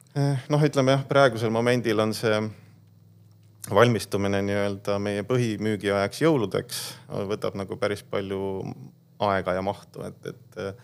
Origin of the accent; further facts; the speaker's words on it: Põltsamaa, Jõgeva County, Estonia; me tegelikult oleme ise Põltsamaalt pärit, küll tegelikult linnalapsed